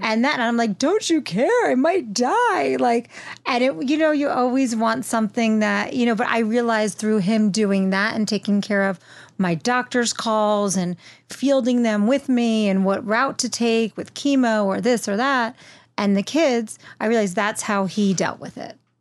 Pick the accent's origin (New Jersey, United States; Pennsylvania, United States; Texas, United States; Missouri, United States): New Jersey, United States; Wayne; now in Los Angeles, United States